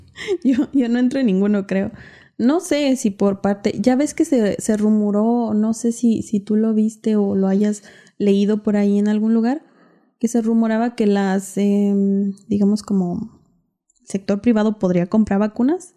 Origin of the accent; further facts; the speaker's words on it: Ocumicho, Michoacán, Mexico; la gente de, de mi pueblo